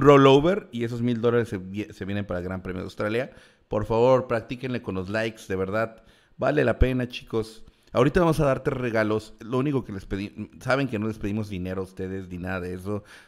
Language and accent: Spanish; Mexico; nosotros como mexicanos